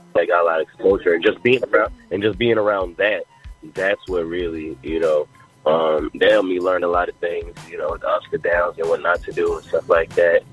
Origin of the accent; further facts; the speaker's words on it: New York City, New York, United States; now in Atlanta, United States; I'm originally from Jamaica, Queens. I've been I'm an Atlanta resident